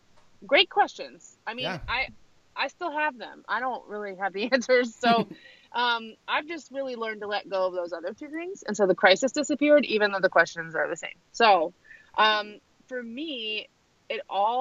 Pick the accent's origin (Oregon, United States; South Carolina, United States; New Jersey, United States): New Jersey, United States; I'm from New Jersey, and my dad is a Syrian refugee